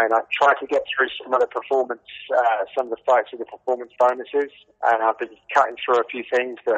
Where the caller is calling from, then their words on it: Radlett, East of England, United Kingdom; I'm just north of London in a town called Radlett.